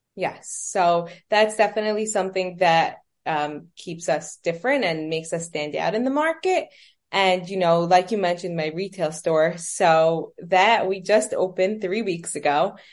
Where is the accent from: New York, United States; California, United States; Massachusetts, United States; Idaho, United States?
New York, United States; New York City; also born or lived in Manhattan; I was born and raised in New York. Um, I was raised in Brooklyn, and I currently live in Manhattan